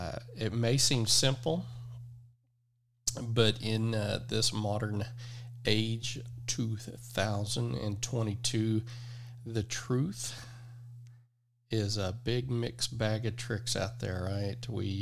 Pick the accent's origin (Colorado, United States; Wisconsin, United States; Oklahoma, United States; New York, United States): Oklahoma, United States; I'm from Oklahoma. I was raised by a woman that's from Texas, so that explains the accent. I am not from Texas. I never lived there.